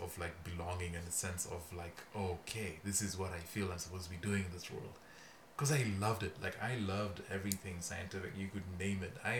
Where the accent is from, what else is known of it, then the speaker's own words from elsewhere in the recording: Kenya; moved away; I'm from Kenya, out east, so out by the Horn of Africa, in a wonderful little country known as Kenya. I grew up, was born there, grew up there